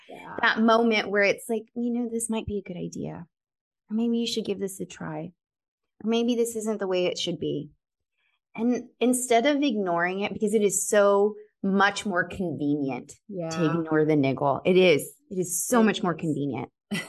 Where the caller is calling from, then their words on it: Colorado, United States; moved away as an adult; I moved from Colorado to California, April of 2020